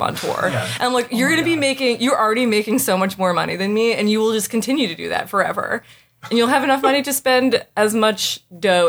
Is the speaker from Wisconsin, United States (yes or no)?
no; Burlington, Vermont, United States; I'm from Burlington, Vermont